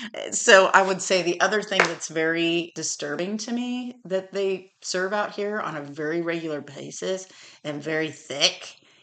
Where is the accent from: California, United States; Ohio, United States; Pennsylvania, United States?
California, United States; moved away as an adult; now in Tennessee, United States